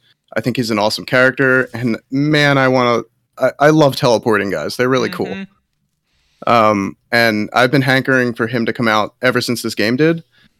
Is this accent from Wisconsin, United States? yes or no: no; New Jersey, United States; That's awesome. I grew up in Jersey, actually.